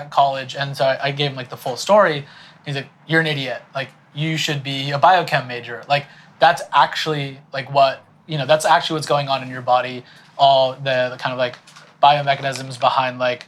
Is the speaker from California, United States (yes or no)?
yes; San Diego, California, United States; I grew up in San Diego